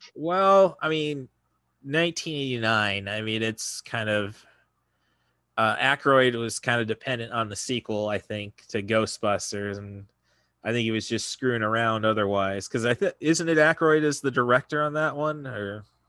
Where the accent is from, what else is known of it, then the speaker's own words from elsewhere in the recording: Morton, Illinois, United States; now in Champaign, United States; my hometown of Morton